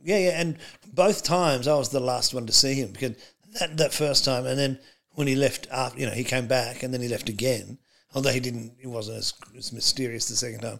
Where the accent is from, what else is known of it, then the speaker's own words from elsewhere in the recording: Australia; also born or lived in United States; I was born in America and came to Australia